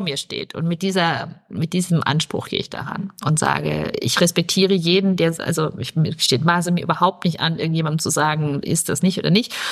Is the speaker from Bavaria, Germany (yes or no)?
yes; Bavaria, Germany; moved away; ich komme aus Bayern